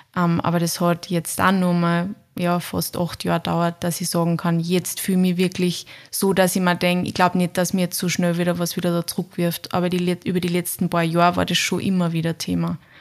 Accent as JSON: {"language": "German", "region": "Upper Austria", "country": "Austria", "moved": "as an adult", "lives_now": "Vienna, Austria", "said": "Ich komme ursprünglich auch aus Oberösterreich, genauso wie die Eva, bin aber mittlerweile schon seit zehn Jahren in Wien"}